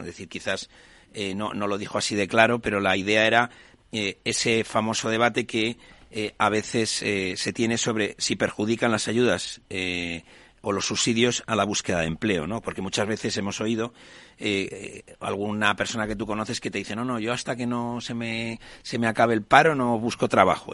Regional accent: Spain; como españoles

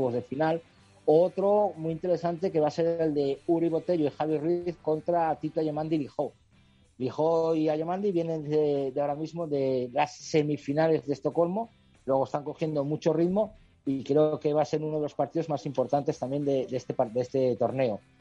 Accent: Spain; aquí en España

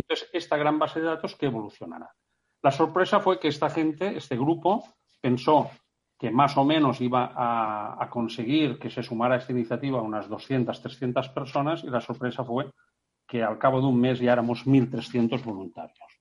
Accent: Menorca, Balearic Islands, Spain; todos somos de Menorca y el Mediterráneo forma parte de nuestro ADN

